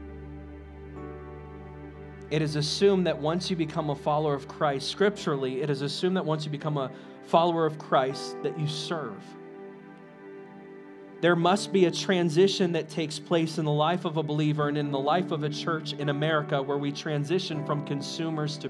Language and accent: English; United States; I'm American proud